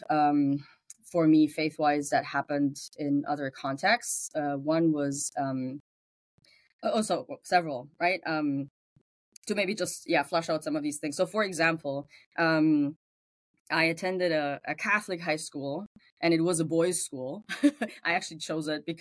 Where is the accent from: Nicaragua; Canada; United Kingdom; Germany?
Germany; English is a second language; moved away as an adult; So English is not my first language. I grew up in Germany. So you will find the accent in the background every now and then